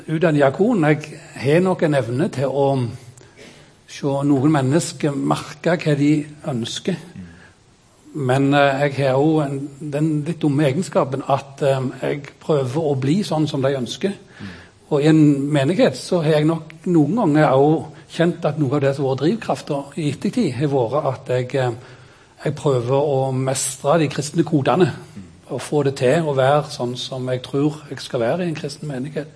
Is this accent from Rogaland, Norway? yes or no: yes; Kvednaland, Rogaland, Norway; Jeg er født på Kvednaland